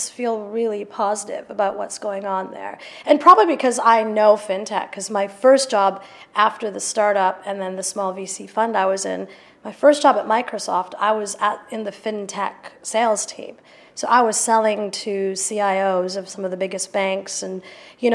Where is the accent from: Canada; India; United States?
Canada; also born or lived in United Kingdom; now in London, United Kingdom; I was raised in Canada, but I came back